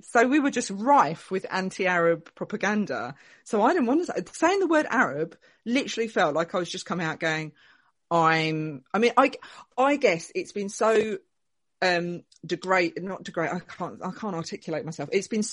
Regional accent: Essex, East of England, United Kingdom; I was born in Essex. Born and raised in Essex

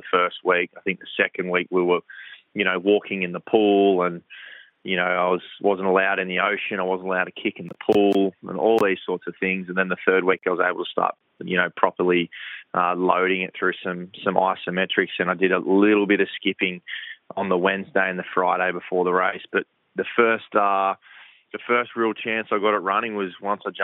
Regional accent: New South Wales South Coast, Australia; now in Gold Coast, Australia; I grew up on the New South Wales South Coast

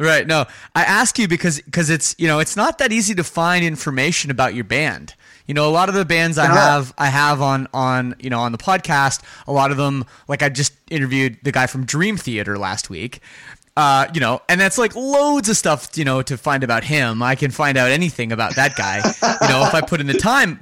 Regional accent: Toronto, Ontario, Canada; I'm from Canada. I grew up in the Toronto suburbs of Canada

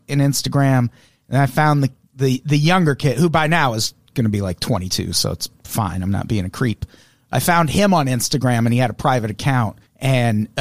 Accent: United States; I'm an American

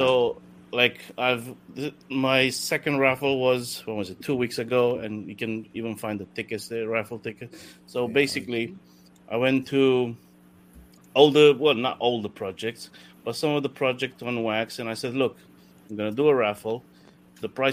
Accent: Italy; moved away as an adult; now in United Kingdom; I was born in Italy and then moved to UK when I was like 18, came for studies and then just stuck here.

